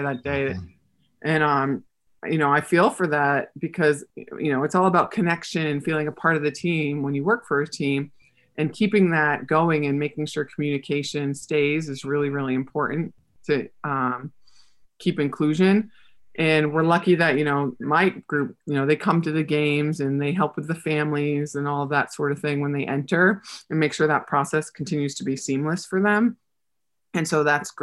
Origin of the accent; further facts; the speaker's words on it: New Hampshire, United States; also born or lived in Manhattan, New York; now in Orlando, United States; growing up in New Hampshire